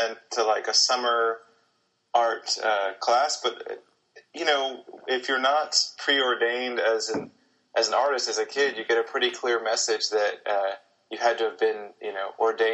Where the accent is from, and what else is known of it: Charleston, South Carolina, United States; born or raised there